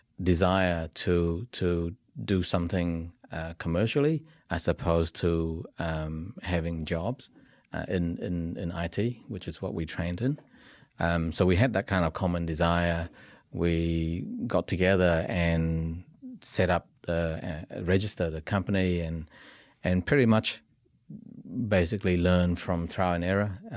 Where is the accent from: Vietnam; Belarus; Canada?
Vietnam; So we were a mixed kind of bunch as well. I'm originally from Vietnam, Robert's from South Korea, Stefan's from Germany, and Peter and Andrew were New Zealand-born Kiwis.